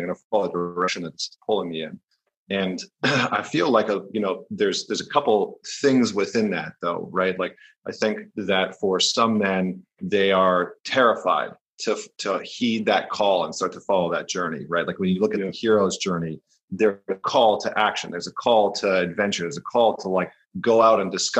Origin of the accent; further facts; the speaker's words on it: Northern Alberta, Canada; moved away as an adult; also born or lived in New York; I grew up in Northern Alberta in Canada